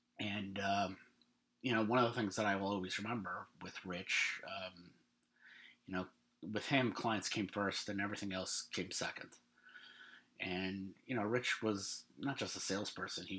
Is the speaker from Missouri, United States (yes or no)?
no; New York, United States; I'm from New York